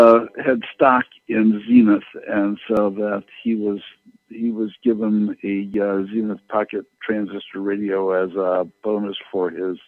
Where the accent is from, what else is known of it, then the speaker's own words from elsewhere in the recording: Kenosha, Wisconsin, United States; And I grew up in Kenosha, Wisconsin, which is right between Chicago and Milwaukee, and so I had like 30 radio stations that were like all local.